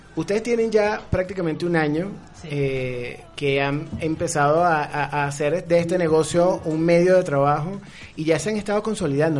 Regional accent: Venezuela; now in Mexico City, Mexico; nosotros como venezolanos

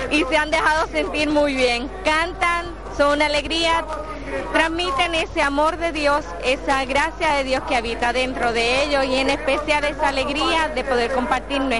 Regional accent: Puerto Rico

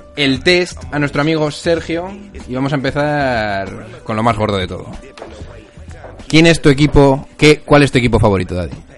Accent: Logroño, La Rioja, Spain; somos de Logroño.

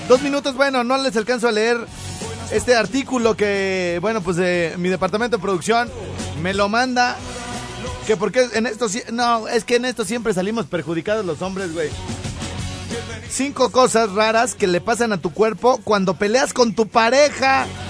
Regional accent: Los Angeles, California, United States; moved away; mi pueblo, Highland Park. Eh, sí, pues ahí nos creamos

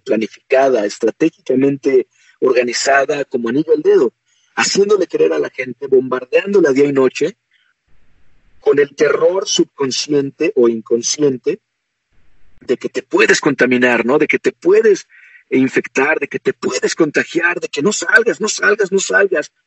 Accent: Mexico; como mexicano, como guerrero azteca, a pesar de que mi apellido es extranjero, yo nací aquí en México

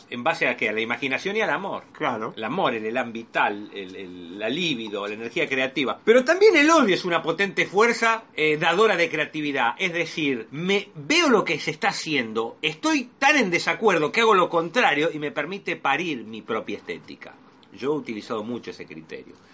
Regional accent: Argentina; Soy un eh, argentino típico.

